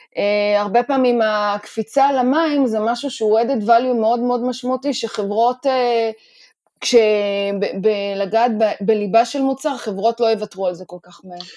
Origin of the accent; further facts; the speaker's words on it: Israel; לנו כישראלים